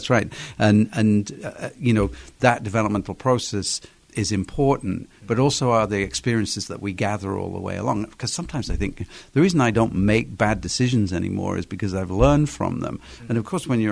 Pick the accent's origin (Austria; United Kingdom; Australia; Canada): United Kingdom; England; now in United States; my home country in England